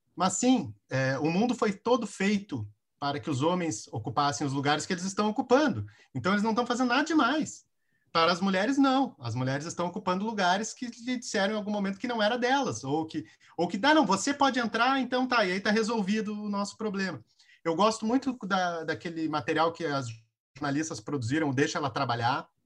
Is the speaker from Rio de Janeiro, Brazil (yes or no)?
no; Rio Grande do Sul, Brazil; eu sou do Rio Grande do Sul